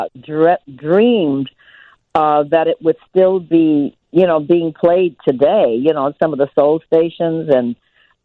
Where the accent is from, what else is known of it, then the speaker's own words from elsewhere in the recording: Detroit, Michigan, United States; Detroit, which is my hometown where I was born and reared